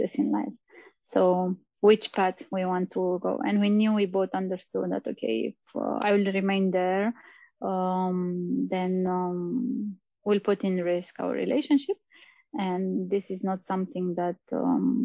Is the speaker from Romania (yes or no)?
yes; Romania; moved away as an adult; also born or lived in Austria; I'm from Romania, same as you